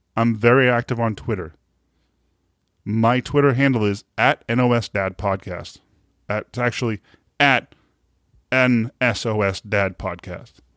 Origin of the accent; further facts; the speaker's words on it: Boston, Massachusetts, United States; accent: Boston; now in New Hampshire, United States; I'm right around Boston, but I mi-, live in the state of New Hampshire right now